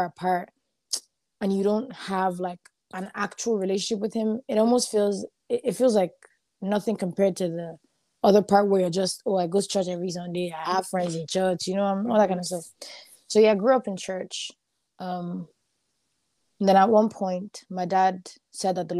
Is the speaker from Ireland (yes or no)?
yes; Dublin, Leinster, Ireland; moved away; also born or lived in Limerick; I'm from Dublin. Dublin is the capital city, and that's where all my friends are, everybody that I know.